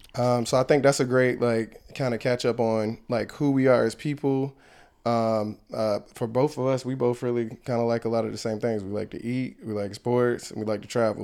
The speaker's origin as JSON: {"language": "English", "town": "Ahoskie", "region": "North Carolina", "country": "United States", "tie": "born or raised there", "also_born_or_lived": "California", "said": "my mom moved us back to North Carolina, to the small town where our family was. I was raised there"}